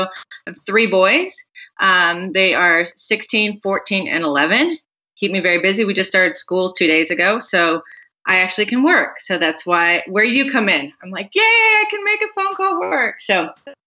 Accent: Phoenix, Arizona, United States; now in Chicago, United States; I grew up in Phoenix

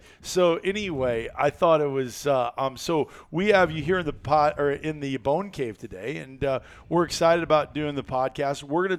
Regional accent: Denver, Iowa, United States; the town I grew up in Denver, Iowa.

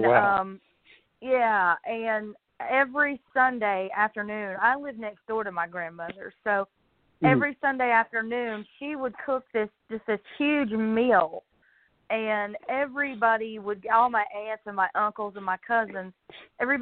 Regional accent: Weaverville, North Carolina, United States; moved away as an adult; now in Morganton, United States; I'm from Weaverville, North Carolina, which is right outside of Asheville. And I have lived there all my life until a couple of years ago when I moved here to Morganton, North Carolina

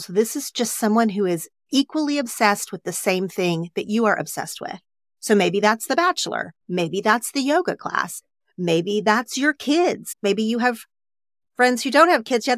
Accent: Oklahoma, United States; now in Los Angeles, United States; growing up in Oklahoma

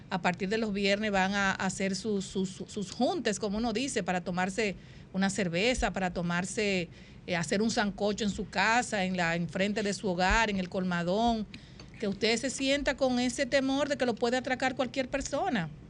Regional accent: Dominican Republic; un tema que de verdad le ha llegado al alma a cada uno de nosotros como madres, como dominicanos y dominicanas.

